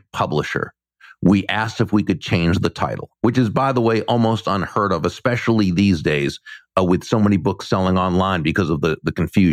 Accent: Massachusetts, United States; now in Florida, United States; Growing up in Massachusetts, I knew many people from Puerto Rico

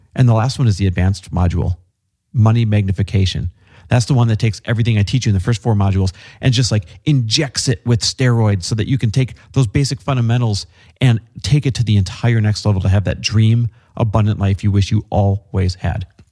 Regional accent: Midwest, United States; fellow Midwesterner

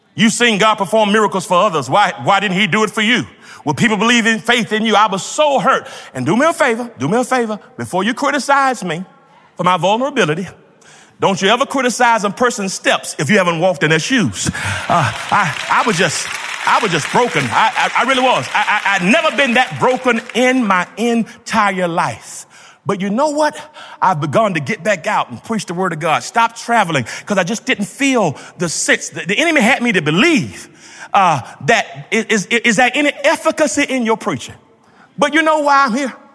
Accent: Georgia, United States; When I grew up in Georgia

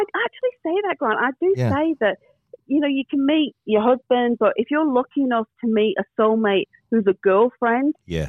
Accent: England, United Kingdom; and she's English, I'm English, the same age.

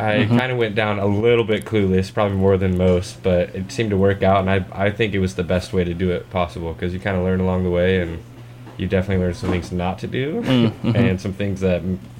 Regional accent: Marysville, Washington, United States; Really close to Seattle, Washington, a place called Marysville.

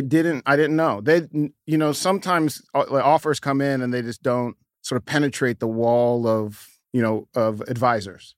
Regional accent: New York, United States; kid growing up in New York, I grew up ne-, next to a, a building called the Stratford Arms

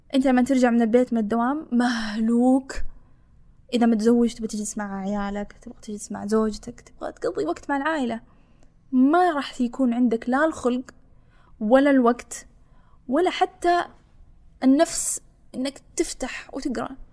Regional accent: Saudi Arabia; أنا مو كبنت كسعوديه

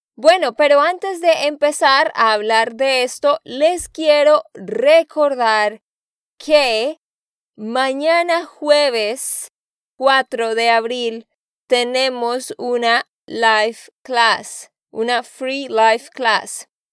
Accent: Santander, Colombia; de Santander, Colombia

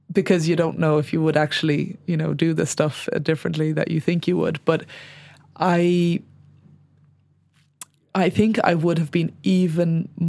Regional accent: United Kingdom; I suppose as as a British person

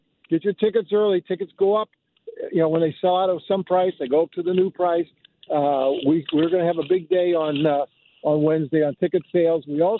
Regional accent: St. Louis, Missouri, United States; This is my hometown. I love Forest Park.

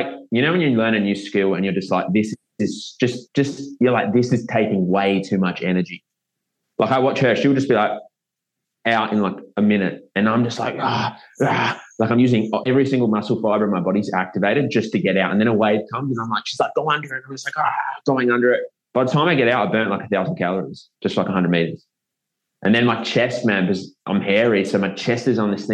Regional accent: South Australia, Australia; moved away; I grew up in South Australia

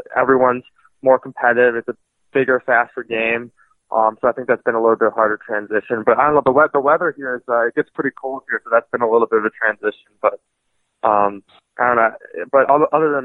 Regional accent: Oak Park, Michigan, United States; now in Fargo, United States; I'm from Detroit, Michigan, specifically Oak Park.

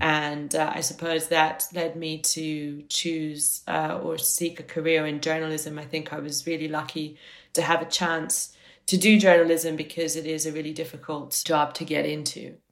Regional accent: Italy; moved away; I grew up in Italy

